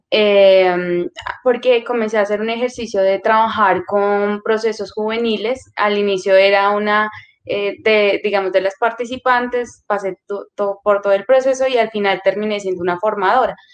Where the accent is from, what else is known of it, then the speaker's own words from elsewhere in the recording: Putumayo, Colombia; also born or lived in Caldas; now in Bogotá, Colombia; soy originaria del departamento del Putumayo. Eh, también hago parte de la comunidad indígena Kamsa Villa del Putumayo.